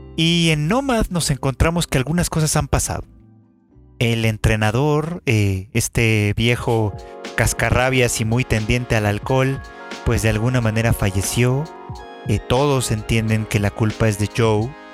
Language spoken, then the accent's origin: Spanish; Mexico; como mexicanos